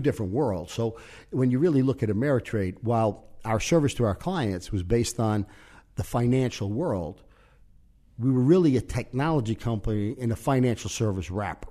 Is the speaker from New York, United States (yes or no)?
yes; New York City, New York, United States; moved away as an adult; also born or lived in Yonkers / Omaha; we grew up in the Dyke Street section of New York, which is gang area.